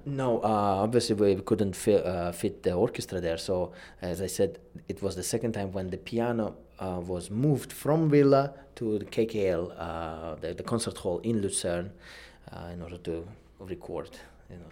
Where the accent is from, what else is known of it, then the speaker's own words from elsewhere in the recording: Uzbekistan; moved away; my home country, Uzbekistan.